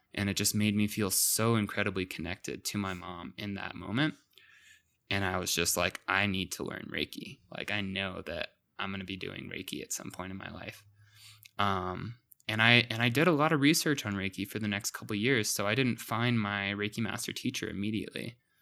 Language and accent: English; Santa Fe, New Mexico, United States; also born or lived in Maryland; growing up as a teenager in Santa Fe, I was quite the troublemaker